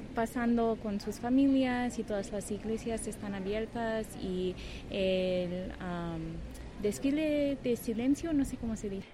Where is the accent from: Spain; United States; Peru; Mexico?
United States; Spanish is a second language; yo soy de Estados Unidos